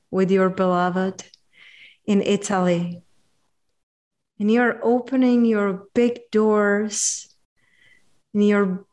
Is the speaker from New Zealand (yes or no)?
no; Czechia; I'm from Czechia